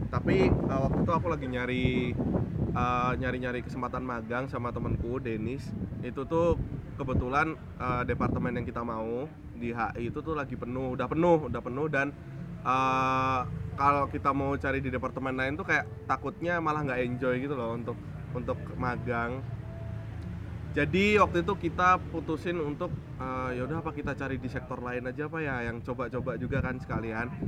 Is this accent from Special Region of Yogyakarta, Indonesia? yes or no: yes; Yogyakarta, Special Region of Yogyakarta, Indonesia; aku dari HI17 uh, eh, Aslinya dari Jogja